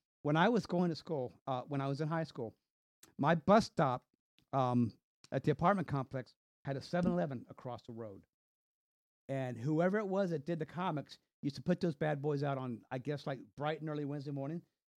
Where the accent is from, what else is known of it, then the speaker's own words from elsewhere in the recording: Virginia, United States; also born or lived in North Carolina; So I was born in North Carolina. We moved up here to Virginia.